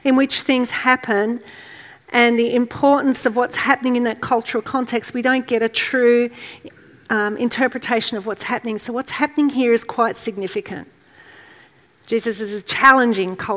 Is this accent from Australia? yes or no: yes; Australia; we are white, we are English, Australian, that's our background.